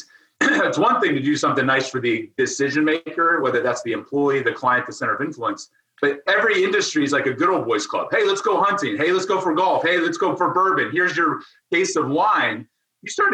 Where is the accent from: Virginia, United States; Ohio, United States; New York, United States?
Ohio, United States; I was a farm boy. I grew up in Ohio milking goats every morning